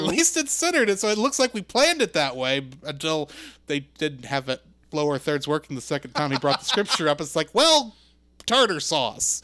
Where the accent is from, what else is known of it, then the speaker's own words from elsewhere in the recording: Texas, United States; I grew up in Texas